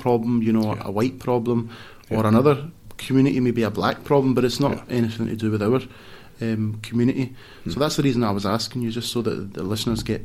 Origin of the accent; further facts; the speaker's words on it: Glasgow, Scotland, United Kingdom; also born or lived in Coatbridge; kind of brought up, most especially from primary school age, in the West End of Glasgow